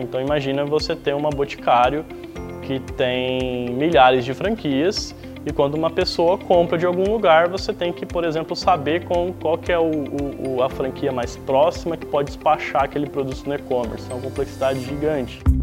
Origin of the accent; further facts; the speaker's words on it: Osvaldo Cruz, São Paulo, Brazil; eu sou Oswaldo cruzense, nasci em Oswaldo Cruz